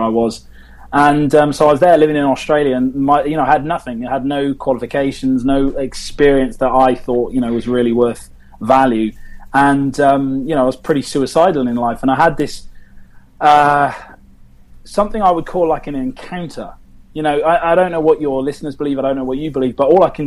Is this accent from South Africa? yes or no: no; England, United Kingdom; being British